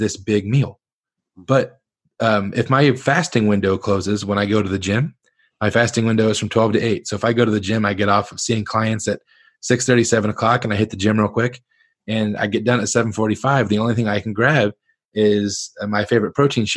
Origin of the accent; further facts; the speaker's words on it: Northern Ohio, United States; I grew up in Northern Ohio, but family from Southern Kentucky